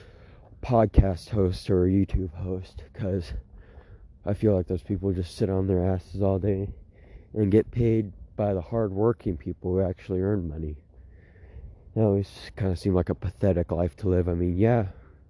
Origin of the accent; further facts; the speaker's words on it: Eugene, Oregon, United States; also born or lived in Ukraine; I grew up in Oregon of the U.S. in Eugene